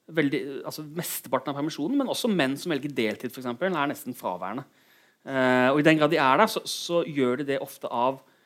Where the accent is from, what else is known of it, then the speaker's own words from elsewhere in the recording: Kristiansand, Agder, Norway; moved away as an adult; also born or lived in Bergen; Jeg kommer fra Kristiansand.